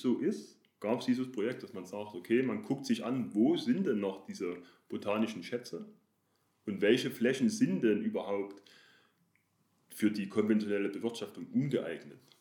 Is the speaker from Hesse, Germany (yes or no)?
no; Chemnitz, Saxony, Germany; also born or lived in Dresden; ich komme aus Chemnitz, also ist das Erzgebirge nicht weit. In der Umgebung Chemnitz oder Großraum Erzgebirge waren wir, meine Familie und ich, oft wandern.